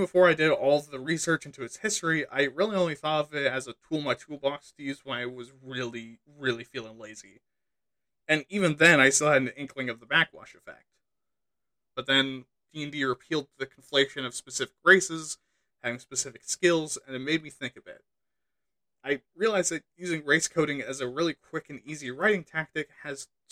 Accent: Pacific Northwest, United States; I'm from the Pacific North.

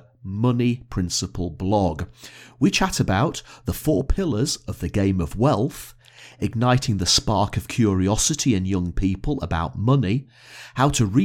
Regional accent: Blackpool, North West England, United Kingdom; now in Edinburgh, United Kingdom; I grew up in Blackpool, which is probably only about 50 miles away from Manchester.

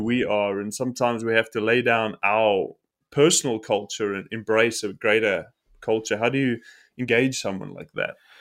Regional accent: South Africa; I am from South Africa, and a South African

